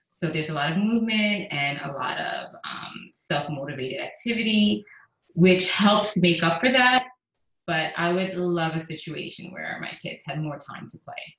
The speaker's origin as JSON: {"language": "English", "town": "New York City", "region": "New York", "country": "United States", "tie": "born or raised there", "also_born_or_lived": "Caribbean", "moved": "yes", "lives_now": "Houston, United States", "said": "I grew up in the Bronx. I'm from New York."}